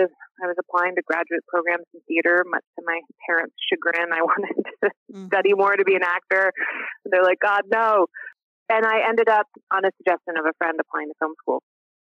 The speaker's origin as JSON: {"language": "English", "town": "Cambridge", "region": "Massachusetts", "country": "United States", "tie": "born or raised there", "also_born_or_lived": "Cape Cod, Massachusetts / Boston, Massachusetts", "moved": "as an adult", "lives_now": "Texas, United States", "said": "were Hungarian immigrants. They met in college in Boston in the 70s. And so I grew up in Cambridge and my dad was a lawyer and my mom was a school teacher. And when I was about seven, they got into a restaurant venture and we moved to Cape Cod"}